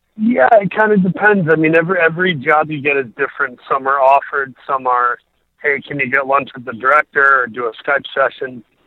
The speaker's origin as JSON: {"language": "English", "town": "Saginaw", "region": "Michigan", "country": "United States", "tie": "born or raised there", "also_born_or_lived": "Grand Rapids, Michigan", "said": "I was born there, but by one and a half years old, my my dad, who was a Lutheran minister, he took a call to a church over in Saginaw, Michigan. That's kind of where I grew up, was in uh, Saginaw, Michigan"}